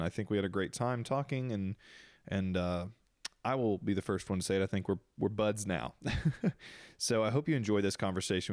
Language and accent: English; Deep South, United States; I grew up in the Deep South, Bible Belt